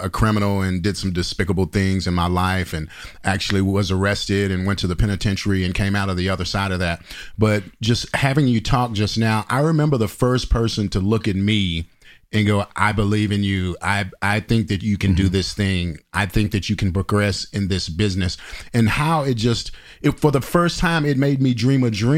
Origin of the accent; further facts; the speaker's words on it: Dallas, Texas, United States; I'm from the Dallas area